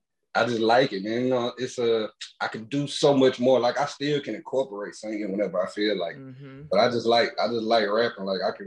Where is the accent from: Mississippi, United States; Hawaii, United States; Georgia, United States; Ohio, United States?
Mississippi, United States; Hattiesburg; Hattiesburg, Mississippi.